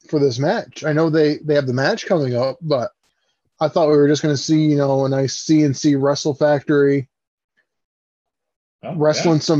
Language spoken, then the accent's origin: English; Derry, New Hampshire, United States; I'm from Derry, New Hampshire.